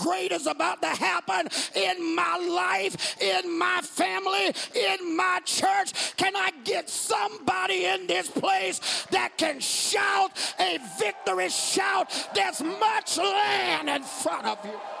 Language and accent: English; Georgia, United States; I'm from Georgia.